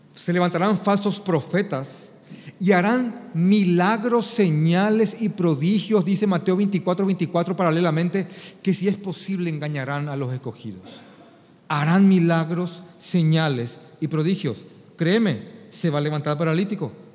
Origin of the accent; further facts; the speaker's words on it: Paraguay; para mí como paraguayo